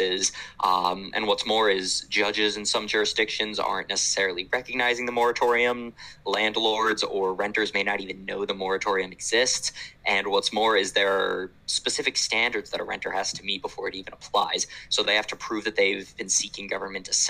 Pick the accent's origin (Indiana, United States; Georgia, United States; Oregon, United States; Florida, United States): Florida, United States; Orlando; The city of Orlando, my hometown